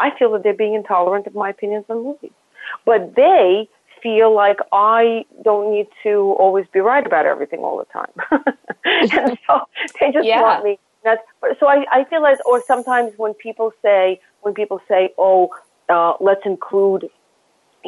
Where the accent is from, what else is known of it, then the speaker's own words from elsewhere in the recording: Saint Petersburg, Russia; also born or lived in Lawrence, Kansas / Rome / London / Dallas; now in New York, United States; I grew up in Russia where I never saw anybody who was any other color other than white